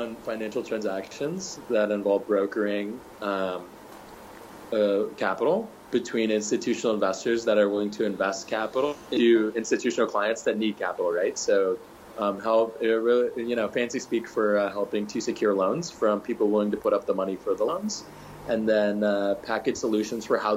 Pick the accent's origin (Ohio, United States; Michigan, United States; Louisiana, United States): Michigan, United States; born and raised in Michigan, went to Michigan